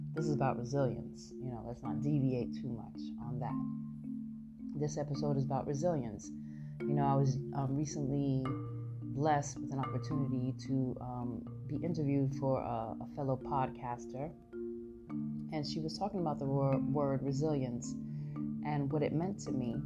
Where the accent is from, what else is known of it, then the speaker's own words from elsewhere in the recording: New York City, New York, United States; moved away as an adult; now in San Francisco, United States; I am Brooklyn all day long. Why do I say that? Because I'm from Brooklyn